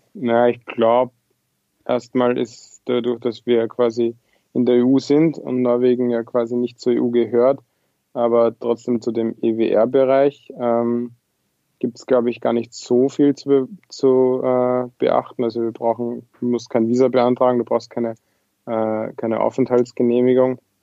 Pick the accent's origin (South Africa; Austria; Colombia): Austria; Lower Austria; moved away as an adult; also born or lived in Vienna; now in Trondheim, Norway; Ja, ich bin aus Österreich. Äh, ich habe sechs Jahre in Wien studiert und gelebt, äh, bin aber ursprünglich äh, nicht aus Wien, sondern aus Niederösterreich